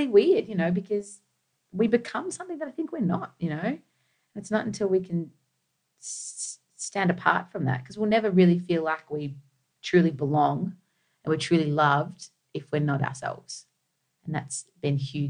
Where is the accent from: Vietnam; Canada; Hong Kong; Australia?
Australia; When you're second generation, and we grew up in Australia